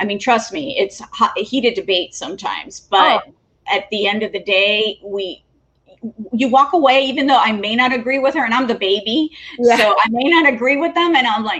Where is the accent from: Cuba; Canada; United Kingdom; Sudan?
Cuba; born there; although I was born in Cuba, my parents never lived in a Cuban neighborhood or a Spanish neighborhood.